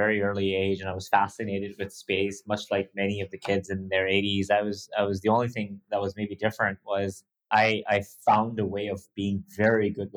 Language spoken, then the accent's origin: English; Dubai, United Arab Emirates; growing up in Dubai